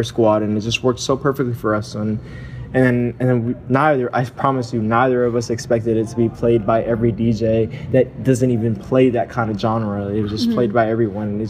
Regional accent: Miami, Florida, United States; I'm from Miami. I'm from Florida. I was actually born in South Florida, raised there

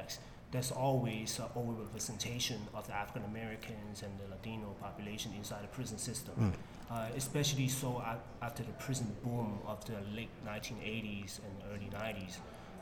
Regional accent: Guangzhou, Guangdong, China; moved away; I was born and raised there in Guangzhou

